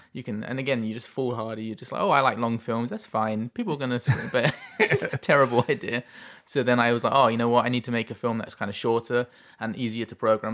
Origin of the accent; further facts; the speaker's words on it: England, United Kingdom; moved away as an adult; now in Chilliwack, Canada; I'm from England